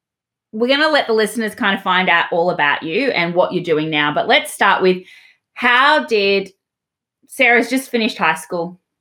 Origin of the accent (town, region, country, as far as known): Australia